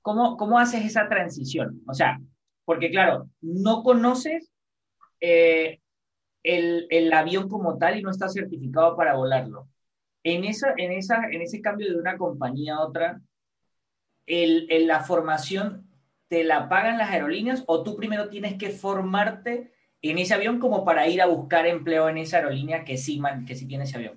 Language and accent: Spanish; San Cristóbal, Táchira, Venezuela; yo soy de San Cristóbal